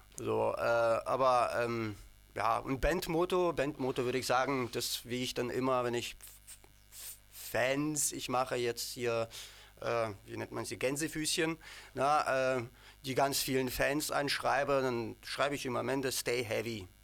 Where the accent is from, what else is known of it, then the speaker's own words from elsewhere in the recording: Ukraine; now in Dresden, Germany; ich und unser Bassist Sanja, wir kommen aus der Ukraine beide